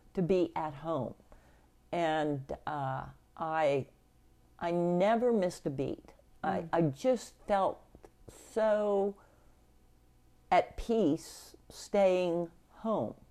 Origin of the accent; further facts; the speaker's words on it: Sedgwick County and Reno County, Kansas, United States; the family on both my mother and my father's side that were uh, in Sedgwick County and Reno County